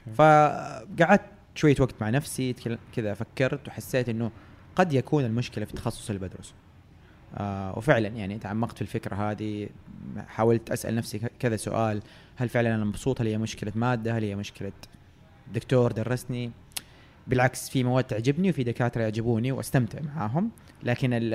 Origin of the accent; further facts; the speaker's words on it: Jeddah, Makkah Province, Saudi Arabia; moved away as an adult; now in Riyadh, Saudi Arabia; أنا من أهل جدة يعني تولدت وتربيت في جدة